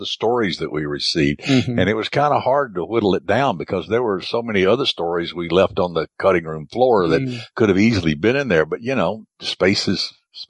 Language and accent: English; the South, United States; I grew up in the South